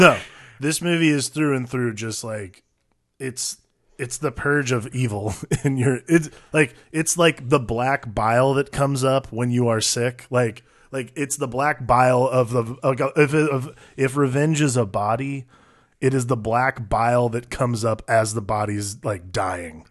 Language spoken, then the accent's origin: English; United States; as an American, like, as someone from the States